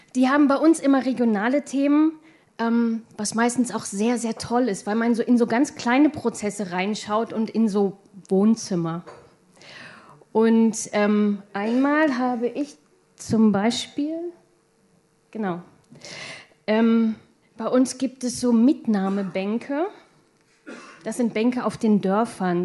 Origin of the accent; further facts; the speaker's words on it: Hildesheim, Lower Saxony, Germany; ich komme aus Hildesheim